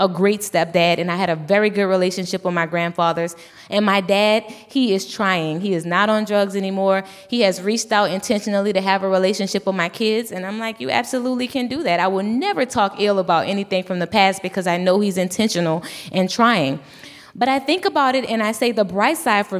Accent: Louisiana, United States; I'm from Louisiana

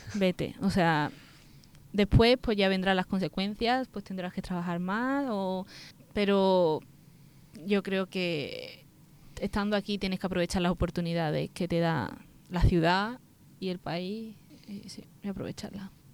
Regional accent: Spain; also born or lived in Dos Hermanas / Seville; yo soy española

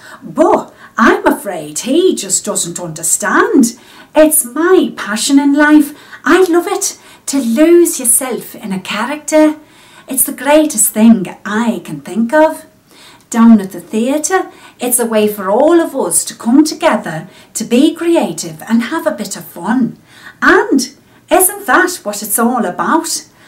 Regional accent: Liverpool, North West England, United Kingdom; accent: Scouse; I'm from Liverpool. You know, where … come from.

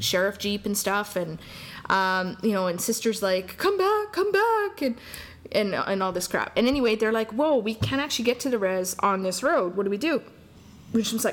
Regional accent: Alberta, Canada; we're from Alberta.

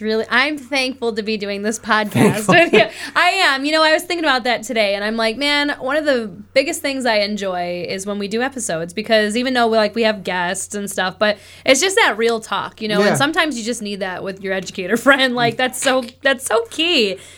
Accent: New York, United States; But I'm telling you, man, I'm coming from New York, and I know how much money the New York State Lottery gave back.

